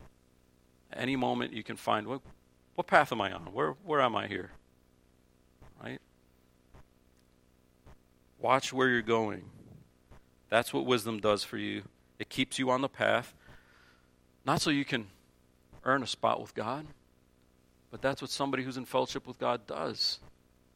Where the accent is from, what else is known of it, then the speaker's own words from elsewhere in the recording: New Jersey, United States; moved away; growing up in Jersey, we had the crookedest sidewalks you've ever seen in your life